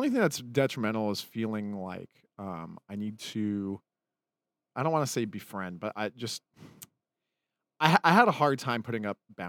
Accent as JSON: {"language": "English", "region": "Utah", "country": "United States", "said": "that's why I tell people I'm from Utah."}